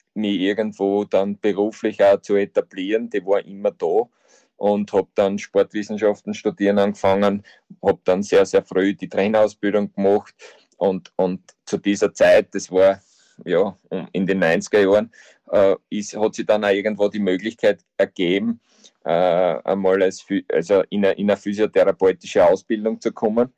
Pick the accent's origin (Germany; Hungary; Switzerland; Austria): Austria; bei uns in Österreich